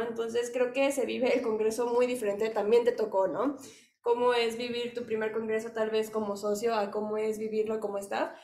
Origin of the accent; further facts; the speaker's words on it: Mexico; somos mexicanos